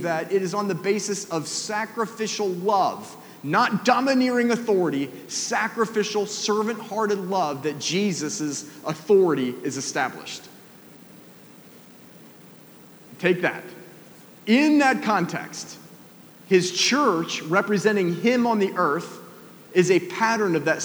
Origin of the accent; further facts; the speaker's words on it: Atlanta, Georgia, United States; moved away; I grew up in Atlanta, down in the South